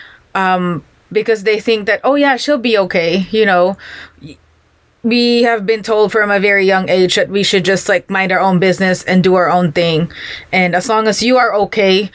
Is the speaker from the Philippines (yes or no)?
yes; Philippines; I'm Filipino